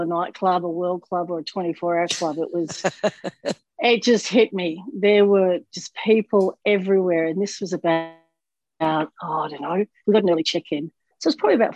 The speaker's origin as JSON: {"language": "English", "town": "Melbourne", "region": "Victoria", "country": "Australia", "tie": "born or raised there", "moved": "as an adult", "lives_now": "Florida, United States", "said": "we've got a Melbourne in Florida, my hometown in Australia"}